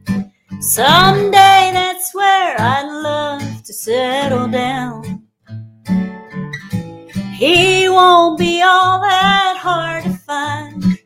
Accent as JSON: {"language": "English", "town": "Deville", "region": "Louisiana", "country": "United States", "tie": "born or raised there", "said": "where I grew up in Hickory Grove or DeVille, Louisiana."}